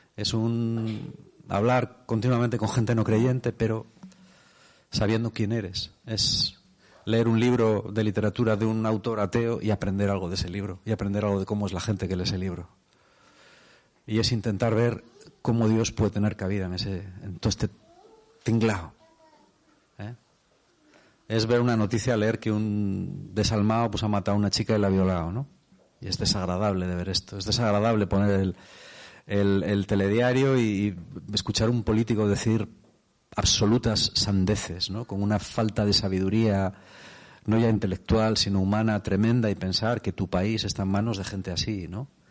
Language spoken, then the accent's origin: Spanish; Spain; soy de España